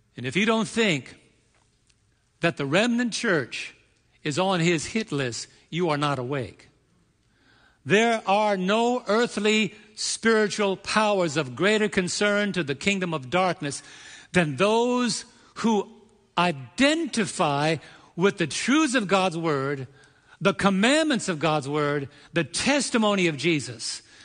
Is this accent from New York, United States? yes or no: yes; New York, United States; the energetic New Yorker that I can be